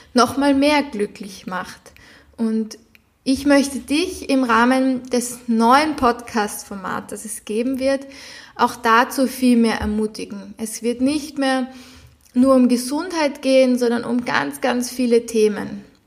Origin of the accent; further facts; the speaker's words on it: Vienna, Austria; moved away as an adult; ich bin zum Beispiel in Wien geboren, bin, habe bis jetzt immer in Wien gewohnt